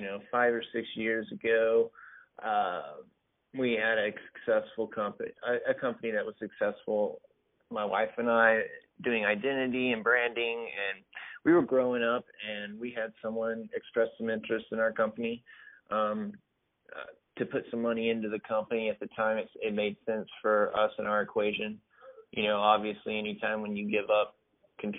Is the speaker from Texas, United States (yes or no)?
yes; Whitesboro, Texas, United States; I grew up in a small town in far north Texas. Is called Whitesboro, very close to Sherman